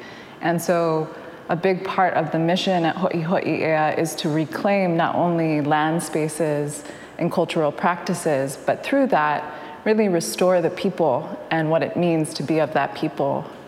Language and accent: English; Oahu, Hawaii, United States; I'm from Mauna Loa, Oahu.